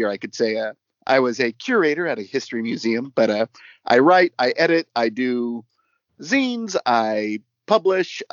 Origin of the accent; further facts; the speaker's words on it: San Jose, California, United States; I grew up in San Jose and have been to the Mystery House probably at least 300 or 400 times